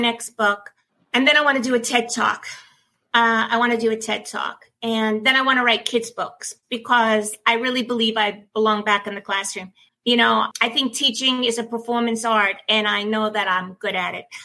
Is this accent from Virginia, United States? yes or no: no; New York City, New York, United States; also born or lived in Manhattan; growing up in Brooklyn, working in Brooklyn, and then living in Manhattan